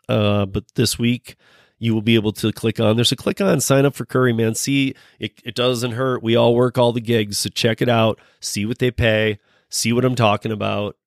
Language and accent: English; Michigan, United States; moved away as an adult; now in Colorado, United States; I'm born and raised in Michigan. Um, I've been out in Colorado for you know almost as long as I lived in Michigan